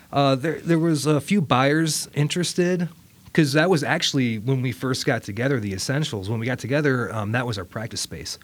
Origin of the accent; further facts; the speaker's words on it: Toledo, Ohio, United States; moved away; also born or lived in Richmond, Virginia; I grew up in Toledo, Ohio moved to Richmond, Virginia